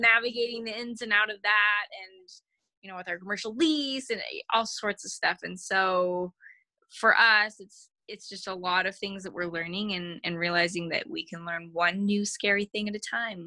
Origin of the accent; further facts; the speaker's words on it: Utah, United States; I grew up in Utah County